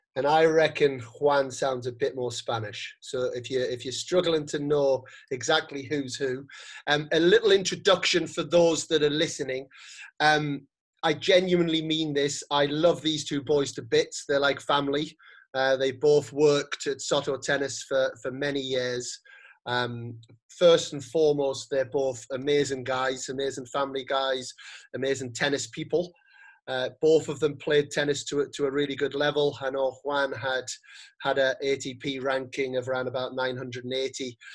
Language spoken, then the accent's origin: English; United Kingdom; moved away as an adult; now in Spain; being a British person who has lived in Spain for ten years